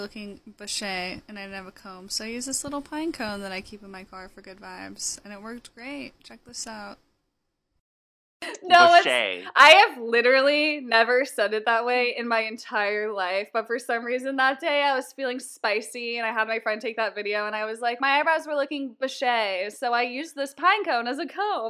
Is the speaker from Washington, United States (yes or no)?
yes; Seattle, Washington, United States; we both realized we're from the Seattle area